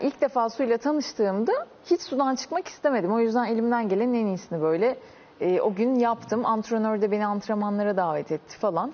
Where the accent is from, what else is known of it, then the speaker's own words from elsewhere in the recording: Çanakkale, Turkey; Çanakkale doğumluyum.